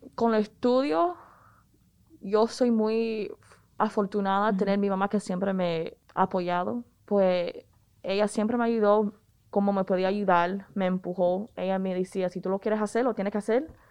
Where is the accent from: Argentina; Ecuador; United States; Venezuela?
United States; Raleigh, North Carolina; los padres míos son cubanos, yo me crié en Raleigh